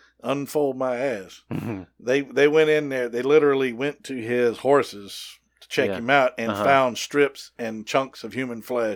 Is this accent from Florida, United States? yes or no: no; Lake City, Colorado, United States; also born or lived in Houston / Gunnison; Colorado is near and dear to my heart. I grew up here. I was born here in Houston, but I was raised up there.